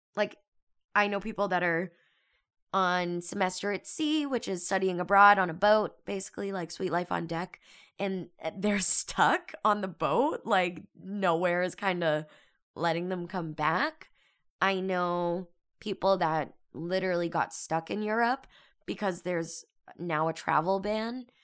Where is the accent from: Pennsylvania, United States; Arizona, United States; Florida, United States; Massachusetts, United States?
Massachusetts, United States; Boston; moved away as an adult; now in California, United States; I'm from Boston. I'm out here in California for school